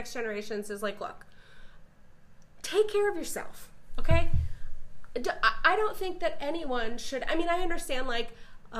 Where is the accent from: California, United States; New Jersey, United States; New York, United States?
California, United States; moved away; also born or lived in Michigan; I am a California native.